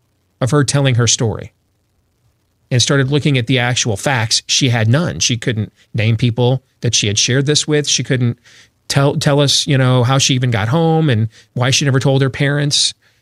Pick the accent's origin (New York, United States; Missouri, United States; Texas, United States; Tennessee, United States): Missouri, United States; But inevitably, I am from Missouri. Well, it's south of here. And you have to show me.